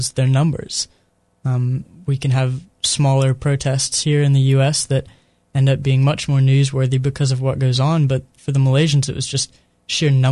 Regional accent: United States

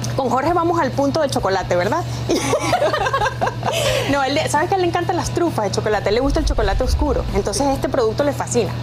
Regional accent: Venezuela; moved away; mi infancia, porque en Venezuela teníamos esta cultura del cacao y el chocolate

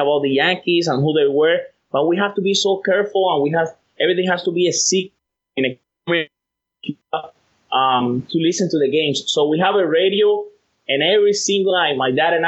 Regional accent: Cuba; moved away; I'm from Cuba. I was born and raised in Cuba.

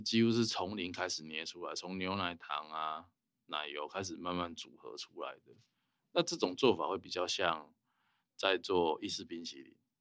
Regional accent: Taiwan; 我们台湾人

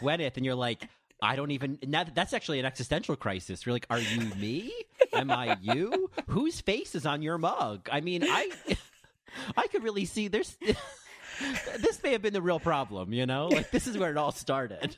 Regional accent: New Jersey, United States; from New Jersey

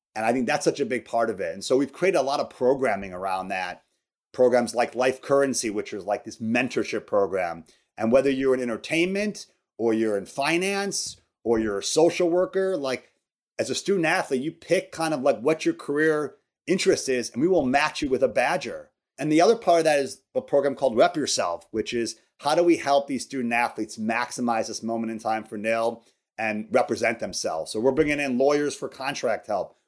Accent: outside Chicago, Illinois, United States; moved away as an adult; also born or lived in Wisconsin; I grew up outside Chicago.

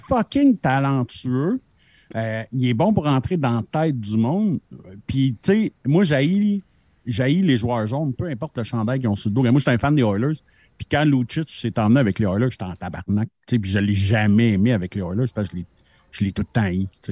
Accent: Montreal, Quebec, Canada; je suis né à Montréal

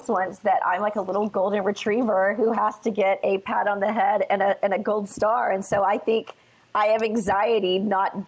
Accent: Texas, United States; I am so proud to be a Texan.

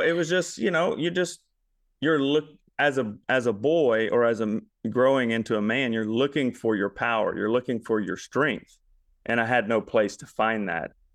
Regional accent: Baton Rouge, Louisiana, United States; now in Memphis, United States; But I am from Louisiana. originally

